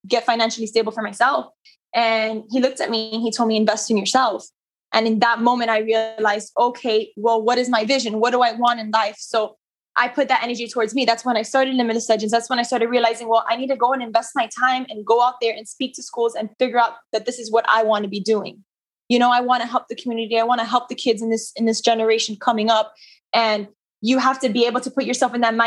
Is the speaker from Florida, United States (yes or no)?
yes; Miami, Florida, United States; I'm born and raised in Miami. I am Cuban